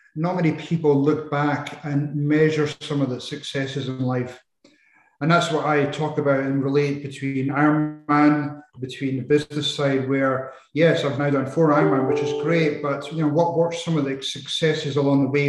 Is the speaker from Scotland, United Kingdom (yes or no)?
yes; Edinburgh, Scotland, United Kingdom; moved away as an adult; also born or lived in Arizona, United States; I uh, was brought up in Edinburgh, in Scotland